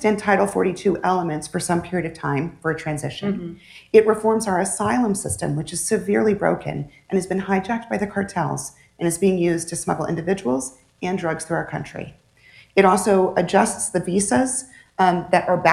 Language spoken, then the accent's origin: English; Southern Arizona, United States; I was born and raised in Southern Arizona